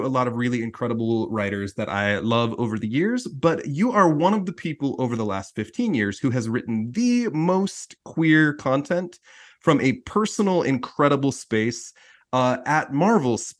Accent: Utah, United States; I'm from Utah

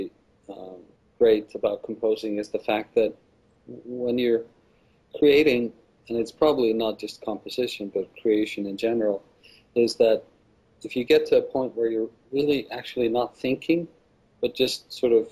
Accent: Iceland; I am from Iceland

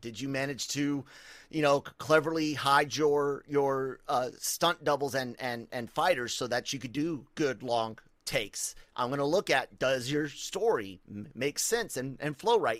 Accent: United States; I'm American

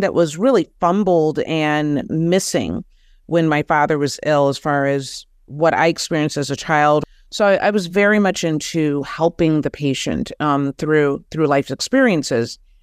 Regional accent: Detroit, Michigan, United States; I'm originally from Detroit

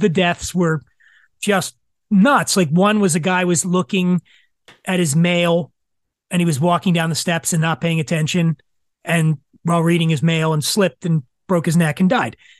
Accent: Philadelphia, Pennsylvania, United States; I grew up in Philadelphia

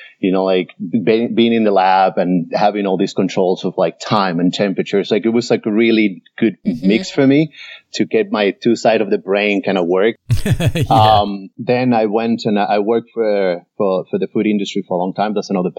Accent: Venezuela; also born or lived in Indianapolis, United States / Sydney, Australia; I am originally from here, from the US. I was born in Indianapolis, Indiana. But I grew up in Venezuela, in South America.

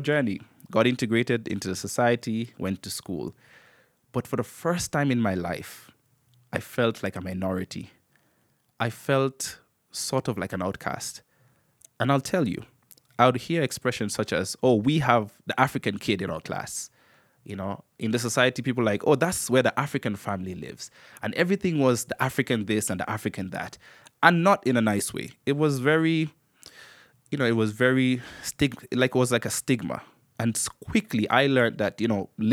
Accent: Antigua & Barbuda; also born or lived in Kenya; I am Kenyan-born and raised in the Twin Island state of Antigua and Barbuda

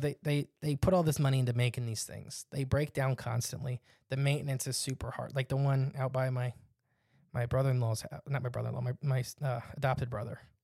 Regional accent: Northwest Ohio, United States; we're from Northwest Ohio

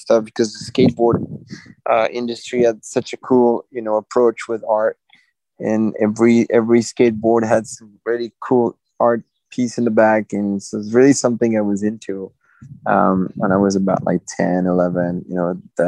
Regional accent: Fontainebleau, Île-de-France, France; I grew up in Fontainebleau. It's a small town, like an hour south of Paris in France

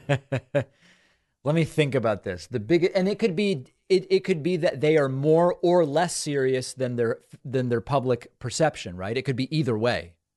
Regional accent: Argentina; now in United States; I was born in Argentina.

